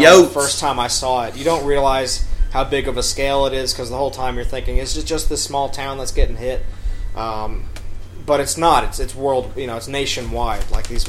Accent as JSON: {"language": "English", "region": "New York", "country": "United States", "tie": "born or raised there", "said": "New York. My hometown's"}